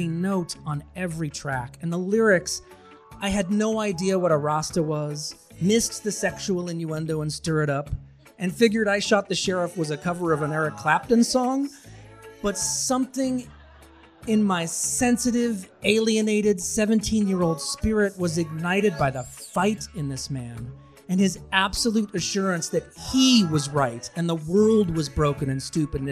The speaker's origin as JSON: {"language": "English", "town": "Billerica", "region": "Massachusetts", "country": "United States", "tie": "born or raised there", "said": "my hometown of Billerica, Massachusetts"}